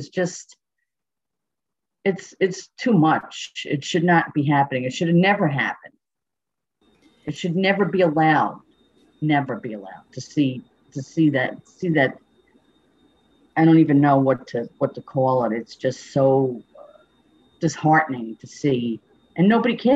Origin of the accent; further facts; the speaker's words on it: Schenectady, New York, United States; I'm from Schenectady, New York, which is upstate New York